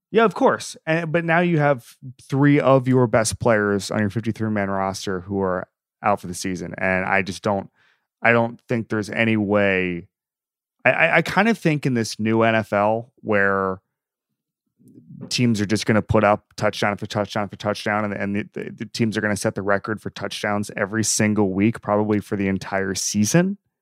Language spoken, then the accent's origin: English; Florida, United States; I grew up in Florida and everybody's a Braves fan in Florida